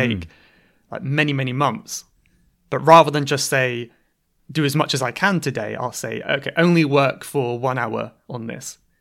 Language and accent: English; Cornwall, South West England, United Kingdom; now in London, United Kingdom; I'm from Cornwall in England